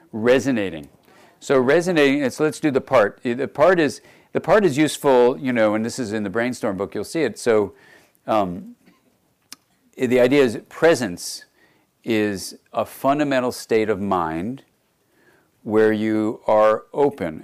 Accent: Los Angeles, California, United States; I grew up actually in Los Angeles

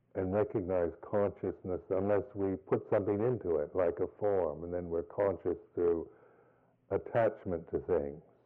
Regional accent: United States; moved away; being American

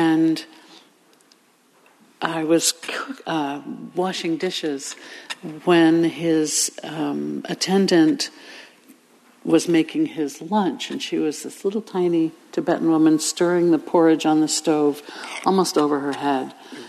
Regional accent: Inverness, California, United States; I started leading community singing in my hometown of Inverness

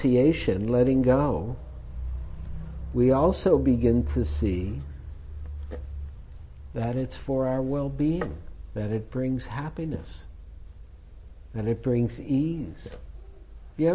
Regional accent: United States; being American

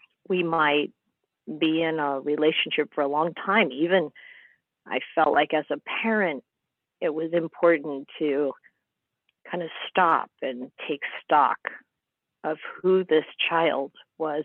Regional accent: Midwest, United States; moved away as an adult; also born or lived in England; an American growing up in the Midwest

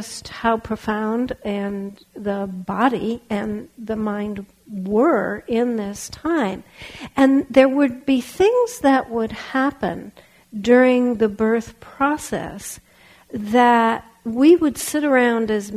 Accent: Los Angeles, California, United States; also born or lived in Berkeley, California; I was raised in Los Angeles, but I grew up in Berkeley

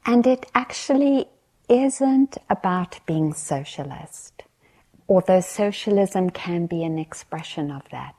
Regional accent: South Africa; growing up in South Africa

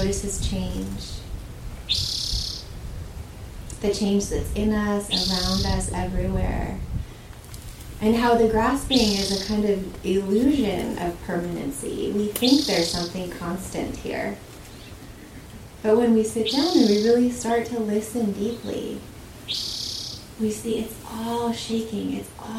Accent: Southern Oregon, United States; I grew up in Southern Oregon, in the valley of the Rogue River

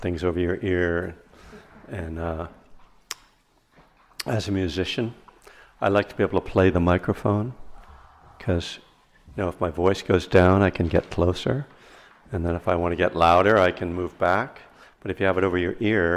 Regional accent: East Coast, United States; now in Berkeley, United States; I'm from the East Coast originally. I live in Northern California in Berkeley

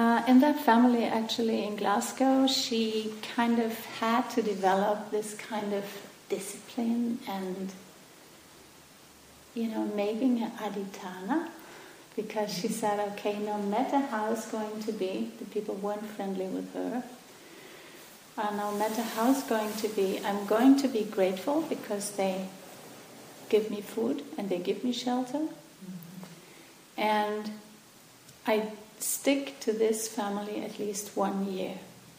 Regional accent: Germany; English is a second language; moved away; where I come from Germany.

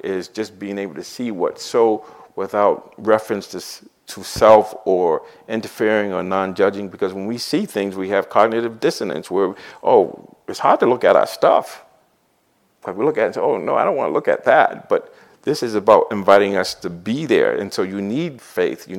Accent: Boston, Massachusetts, United States; I grew up in Dorchester and Roxbury

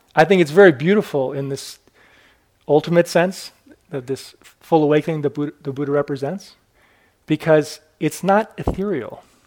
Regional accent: Maine, United States; I was born in Maine.

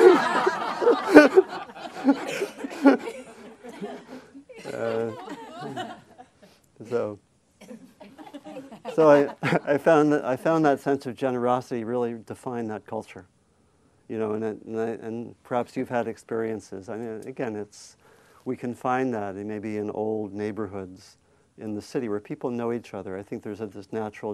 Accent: Maryland, United States; also born or lived in Virginia; I grew up in Maryland

